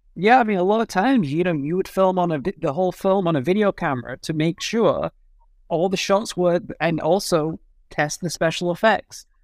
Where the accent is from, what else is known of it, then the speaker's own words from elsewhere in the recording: United Kingdom; as a Brit